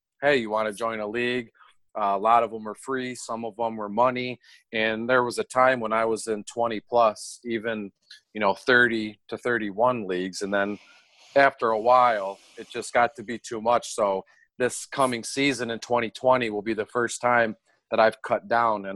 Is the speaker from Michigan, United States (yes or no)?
yes; Detroit, Michigan, United States; born and raised in Detroit. I don't live there now. I'm like 20 minutes north